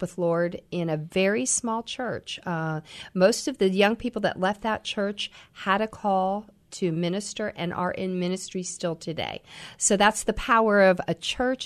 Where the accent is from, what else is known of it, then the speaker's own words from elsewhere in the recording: Troy, Ohio, United States; also born or lived in Missouri; now in Columbus, United States; I grew up in Ohio